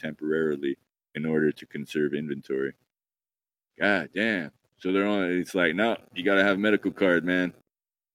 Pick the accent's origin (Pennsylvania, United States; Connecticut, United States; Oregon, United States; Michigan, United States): Oregon, United States; I'm from Oregon, too